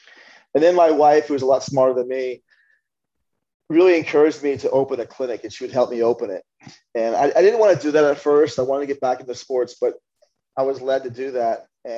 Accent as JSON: {"language": "English", "town": "Philadelphia", "region": "Pennsylvania", "country": "United States", "tie": "born or raised there", "said": "growing up in Philadelphia"}